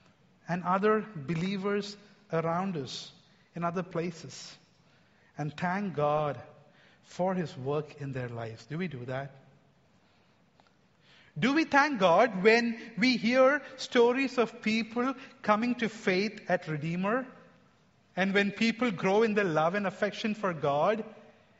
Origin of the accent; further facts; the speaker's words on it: India; I'm an Indian